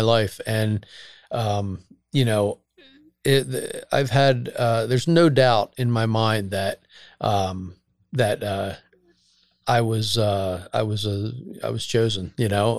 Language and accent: English; Bucks County, Pennsylvania, United States; born or raised there